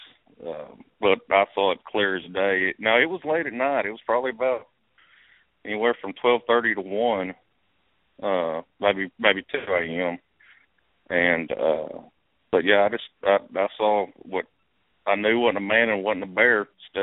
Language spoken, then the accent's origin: English; East Texas, United States; I grew up in East Texas and spent my whole life out, you know, hunting and fishing